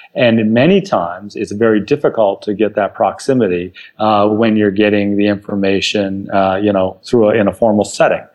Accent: California, United States; born and raised in California.

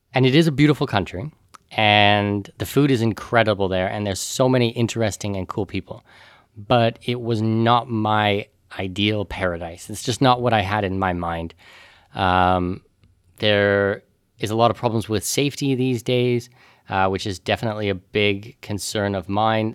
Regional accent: Canada; moved away; also born or lived in Panama / Middle East; as a Canadian, I'm a non-resident of Canada

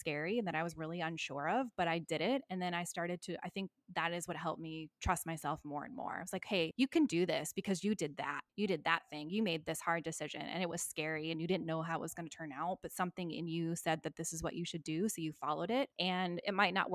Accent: United States; now in Australia; I am still an American after all.

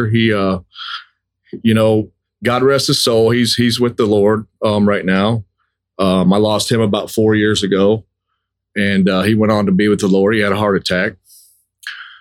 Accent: Lansing, Michigan, United States; I was born in Lansing, Michigan.

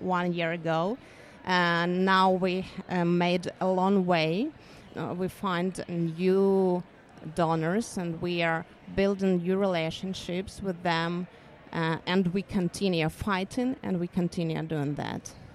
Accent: Ukraine; I'm from Ukraine

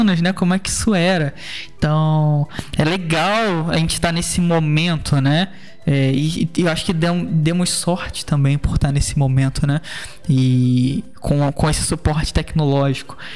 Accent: Brazil; eu sou brasileiro também

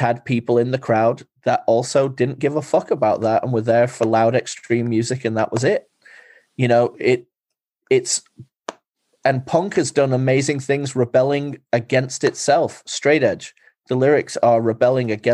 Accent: England, United Kingdom; moved away; growing up in England

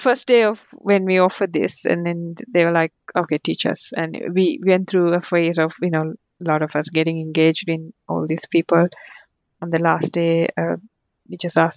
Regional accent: Sri Lanka; English is a second language; moved away; also born or lived in Colombo; I grew up in Sri Lanka

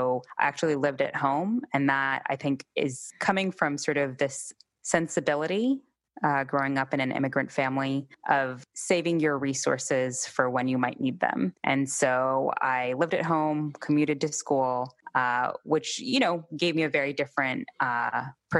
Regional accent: Columbus, Ohio, United States; also born or lived in Mississippi / Germany; I grew up in an outskirt of Columbus. I was born in Columbus, and that's where my extended family lived. That's where I say I'm from

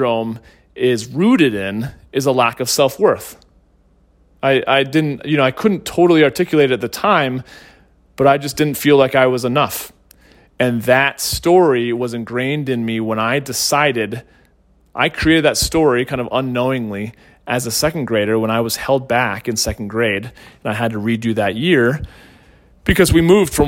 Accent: St. Louis, Missouri, United States; also born or lived in Northeastern United States; when we moved to St. Louis from the Northeast, I was held back

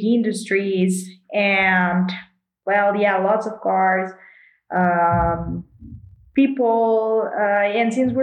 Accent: Monterrey, Nuevo León, Mexico; I'm from Monterey, Mexico, and I'm a professional cyclist

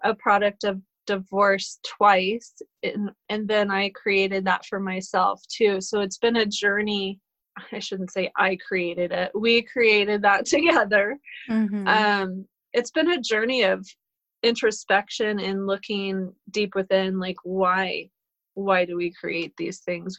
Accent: Colorado, United States; also born or lived in Boulder, Colorado; I'm a native of Colorado. I was born in Boulder

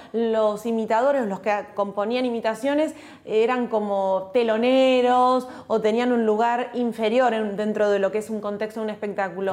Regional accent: Olivos, Buenos Aires Province, Argentina; Yo nací en Olivos, viví toda mi infancia, mi adolescencia en Olivos, a una cuadra de la quinta presidencial

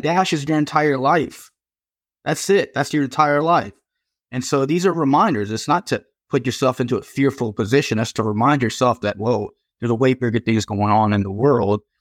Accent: Virginia, United States; here in my home state in Virginia

